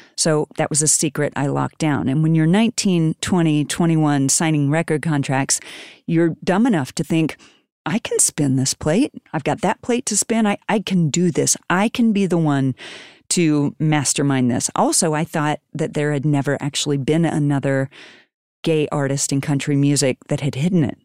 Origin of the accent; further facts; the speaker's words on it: Wellsville, Kansas, United States; I grew up in a, a town called Wellsville, Kansas